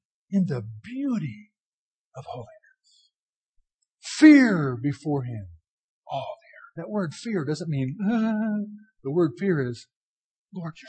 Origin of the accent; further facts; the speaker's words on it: Washington, District of Columbia, United States; moved away; I grew up in Washington, D.C.